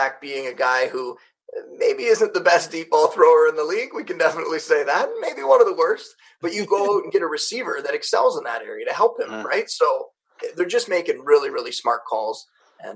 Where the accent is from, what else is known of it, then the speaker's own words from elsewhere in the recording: Niagara Falls, Ontario, Canada; I grew up in Niagara Falls, Canada.